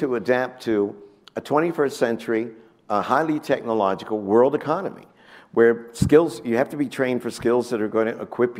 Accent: West Virginia, United States; moved away; I grew up in West Virginia

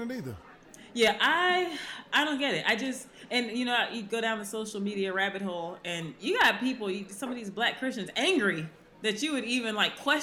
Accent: United States; I definitely identify as an American.

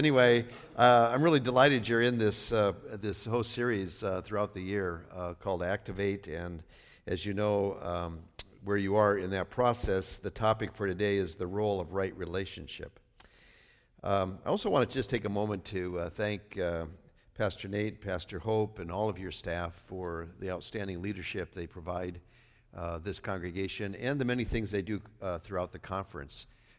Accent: North Dakota, United States; Well, I grew up in Northwest North Dakota, so.

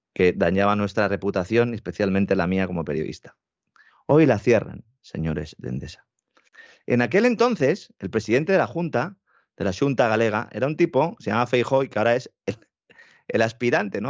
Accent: Spain; Nosotros, en España

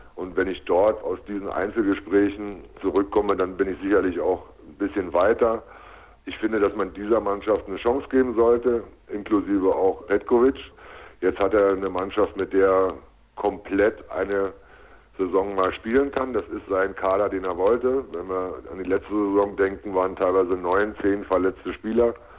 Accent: Berlin, Germany; moved away as an adult; also born or lived in Leipzig / Magdeburg; ich bin tatsächlich in dieser Stadt aufgewachsen. Ich bin nach wie vor ein Berliner

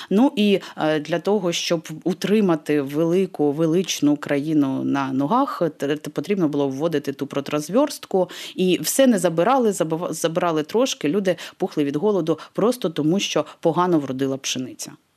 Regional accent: Crimea, Ukraine; moved away; Я особисто зростаючи в Криму років 20, поки там жила

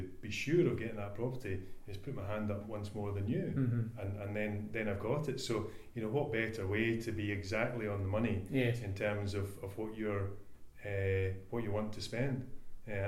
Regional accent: Scotland, United Kingdom; I'm a Scotsman

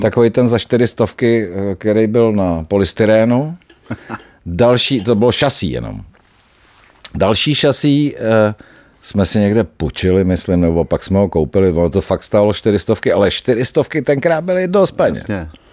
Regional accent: Czechia; jsme Češi

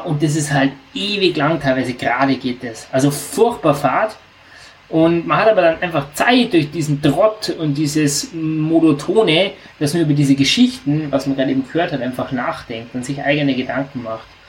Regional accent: near the Austrian border, Southern Germany, Germany; also ich komme ganz aus dem Süden unserer Republik, also ich wohne wirklich äh, 200 Meter von der österreichischen Grenze entfernt

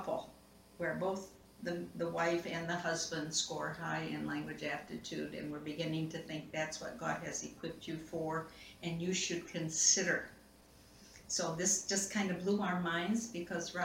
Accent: Kalamazoo, Michigan, United States; also born or lived in Ghana; I was born and raised in Kalamazoo, Michigan

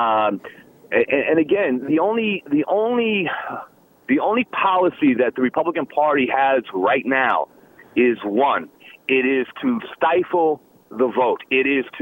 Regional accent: New Haven, Connecticut, United States; I grew up in the Hill section of New Haven in New Haven, Connecticut

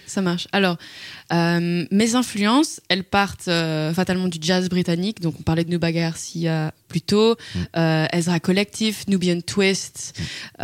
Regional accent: Brussels, Brussels-Capital Region, Belgium; Je viens de Bruxelles.

